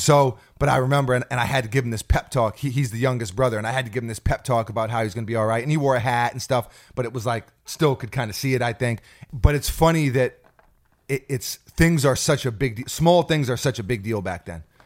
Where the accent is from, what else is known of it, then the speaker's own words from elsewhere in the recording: New York City, New York, United States; also born or lived in New Jersey; we moved from New York City out to New Jersey for a small time period, and I went to school out there